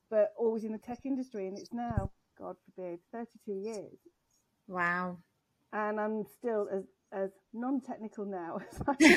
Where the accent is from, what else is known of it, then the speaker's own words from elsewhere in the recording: England, United Kingdom; of being English, I never actually lived in England until I was 21.